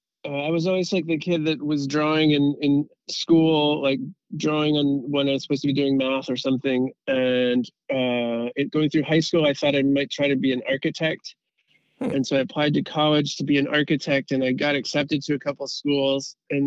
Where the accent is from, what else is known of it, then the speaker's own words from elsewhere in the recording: Southern California, United States; growing up in SoCal as a surfer